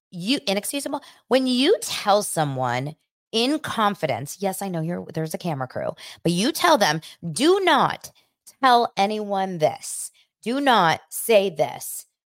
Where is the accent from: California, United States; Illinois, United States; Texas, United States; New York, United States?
California, United States; Los Angeles; I was born in Los Angeles, but my family is Israeli and in Israel.